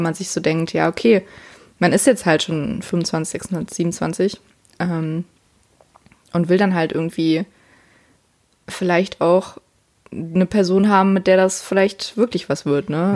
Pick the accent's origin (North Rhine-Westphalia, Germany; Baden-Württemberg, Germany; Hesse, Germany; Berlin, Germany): North Rhine-Westphalia, Germany; Siegen; bei uns in Siegen